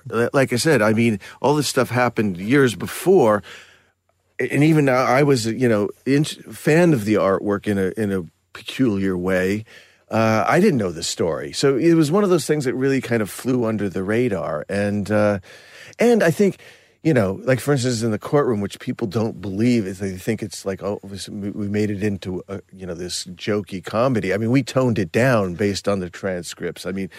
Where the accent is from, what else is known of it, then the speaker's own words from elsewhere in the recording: Burbank, California, United States; The artwork was something I grew up with in Burbank.